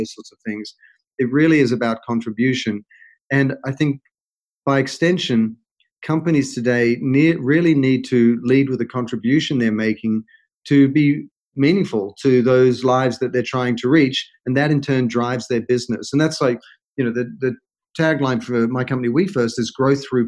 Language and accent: English; Australia; moved away as an adult; also born or lived in London / United States; now in Los Angeles, United States; I'm an Australian, and I'd worked in Australia, London, and all over the US